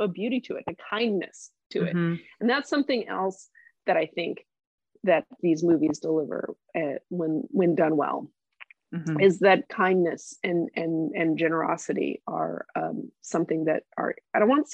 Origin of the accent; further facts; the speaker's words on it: Tulsa, Oklahoma, United States; I grew up in Tulsa and I went to the University of Oklahoma